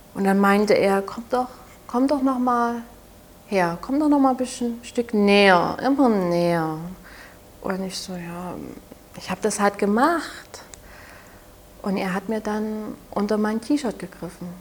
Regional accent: Saxony, Germany; accent: Saxon; Ich komme ja aus Sachsen, wie man sicherlich etwas merkt an meinem Dialekt

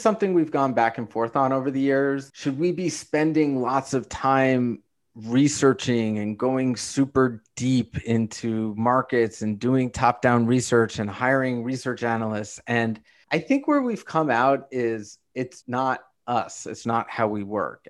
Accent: New York City, New York, United States; I grew up in Brooklyn. I still live in Brooklyn.

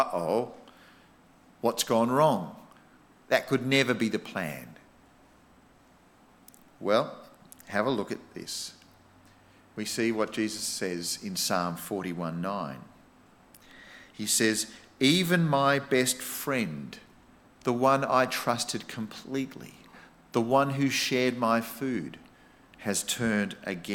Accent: Australia; being an Aussie

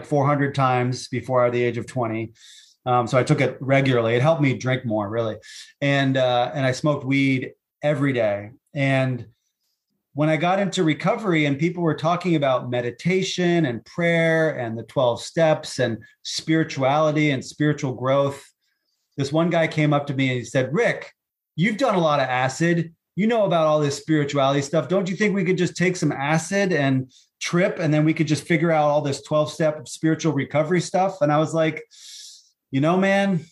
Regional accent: Stowe, Vermont, United States; So Stowe, Vermont is my hometown, and that's where my practice is

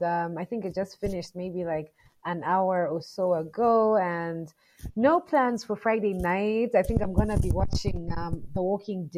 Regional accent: Malawi; I'm from Malawi.

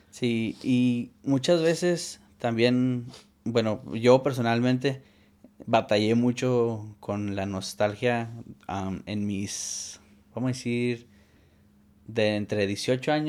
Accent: Arizona, United States; also born or lived in California; Y yo crecí viviendo seis meses en Arizona y seis meses en California.

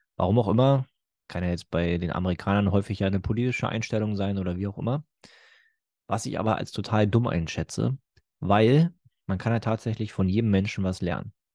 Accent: Germany

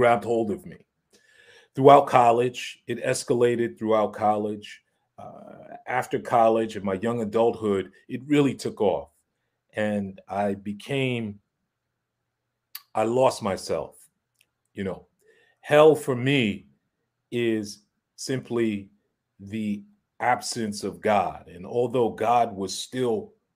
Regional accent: New York City, New York, United States; growing up in Harlem

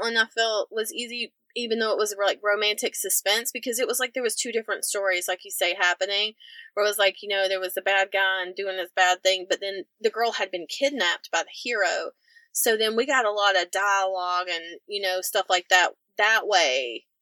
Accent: the Carolinas, United States; we're both from the Carolinas

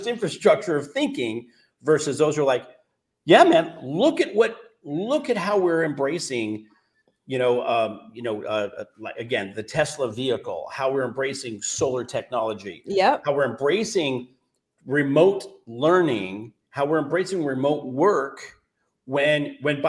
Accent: California, United States; I'm from California

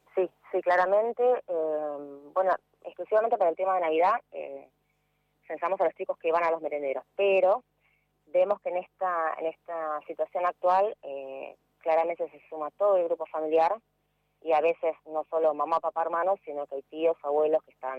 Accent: San Martín, Buenos Aires Province, Argentina; Yo soy de San Martín, Buenos Aires.

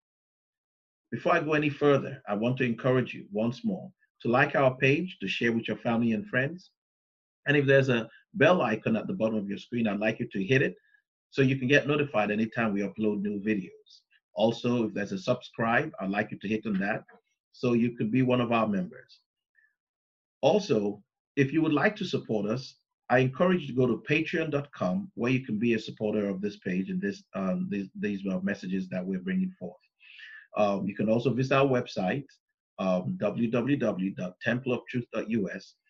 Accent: United States; I live in America. I am an American.

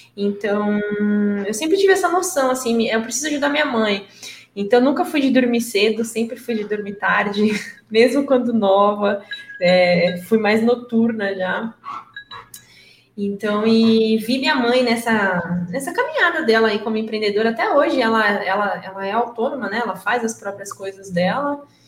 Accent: interior of São Paulo, Brazil; now in São Paulo, Brazil; eu nasci em São Paulo, mas eu não fui criada aqui. Quando eu tinha dois anos, a gente, minha mãe e meu pai se mudaram para o interior de São Paulo. Então, eu sou menina do interior

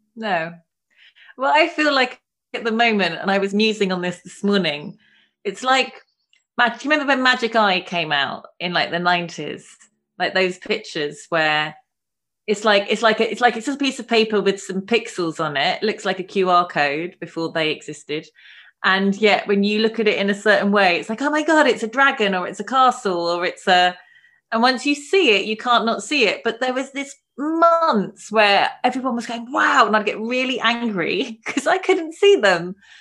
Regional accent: London, United Kingdom; I grew up in London.

